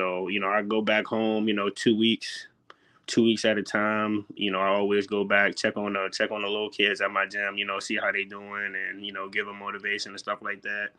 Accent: Alexandria, Virginia, United States; growing up in Alexandria

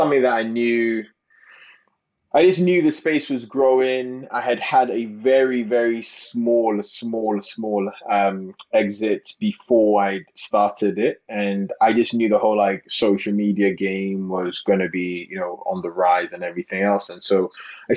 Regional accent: Ghana; now in London, United Kingdom; I went to live in Ghana for 10 years

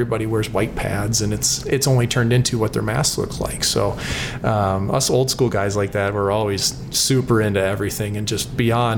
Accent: St. Louis, Missouri, United States; growing up in St. Louis

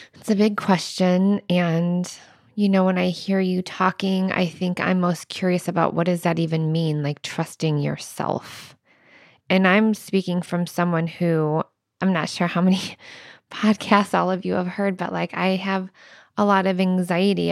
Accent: Midwest, United States; now in Arizona, United States; I'm from the Midwest

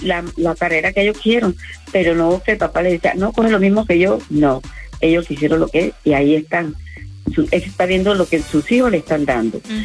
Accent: Panama; moved away as an adult; Soy panameña, tengo un año de vivir aquí

